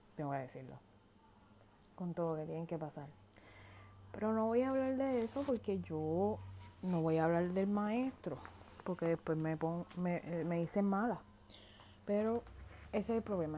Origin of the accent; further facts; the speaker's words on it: Puerto Rico; moved away as an adult; now in United States; Yo soy nacida y criada en Puerto Rico